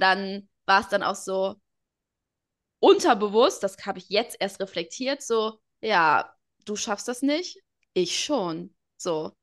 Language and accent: German; Portugal; ich bin Portugiesin